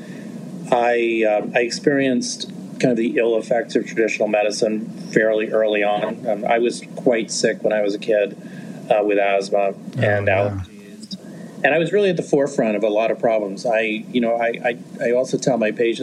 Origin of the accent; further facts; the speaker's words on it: New York City, New York, United States; moved away as an adult; also born or lived in Cleveland / Chicago / Los Angeles; I grew up in New York